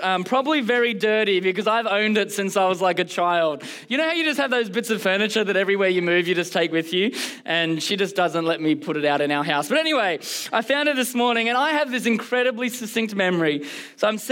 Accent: Canberra, Australian Capital Territory, Australia; now in Melbourne, Australia; I actually was born and bred in a C3 church all the way in Canberra.

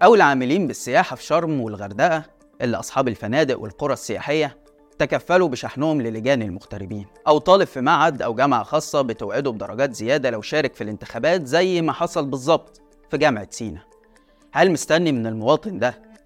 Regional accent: Egypt; أنا مواطن مصري

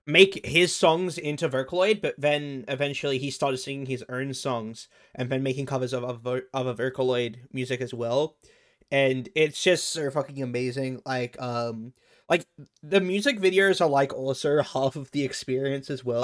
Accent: Australia; I'm Australian

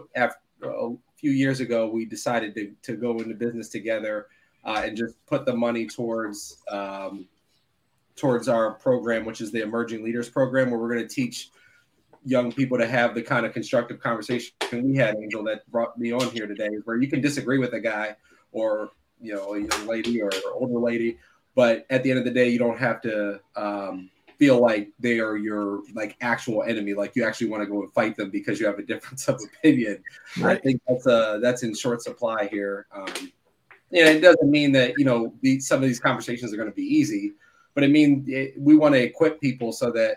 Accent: Philadelphia, Pennsylvania, United States; now in Arlington, United States; I'm from Philly

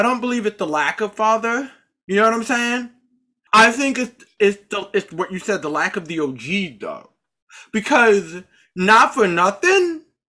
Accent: Charlotte, North Carolina, United States; born there; Those of you who may or may not know this, I was born in Charlotte, North Carolina.

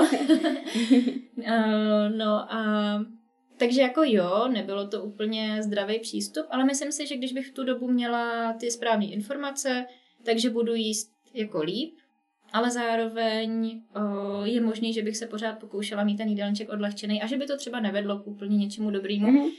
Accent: Czechia; also born or lived in Prague / United States

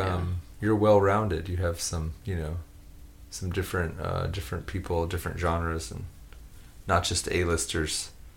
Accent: United States; I'm American.

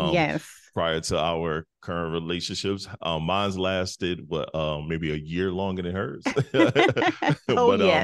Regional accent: Detroit, Michigan, United States; also born or lived in South Carolina; now in North Carolina, United States; I'm from Midwest. I'm from Detroit. So I moved to a country, small South Carolina town. And totally as soon as I graduated high school, I got up out of there

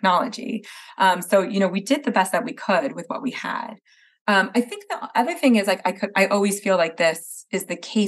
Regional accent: New Jersey, United States; moved away; I'm from Jersey originally

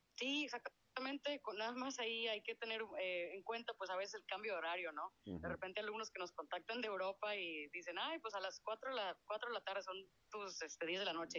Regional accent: Mexico; yo que soy de México

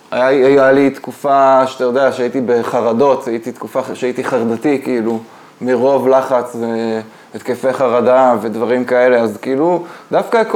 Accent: Michigan, United States; now in Israel; שמע, אני גדלתי קצת באמריקה, אולי זה, אולי זה קשור.

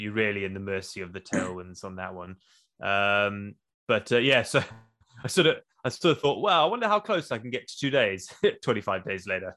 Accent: South Africa; moved away as an adult; also born or lived in Zimbabwe; now in Wales, United Kingdom; I was born in Zimbabwe. I grew up in South Africa. I moved to the U K when I was twenty years old

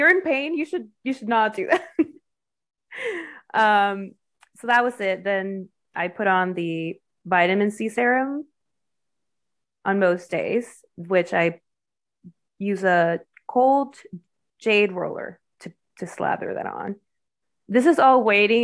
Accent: Mexico; now in United States; I am Mexican, like, fair skin, and especially when I just moved to the U.S.

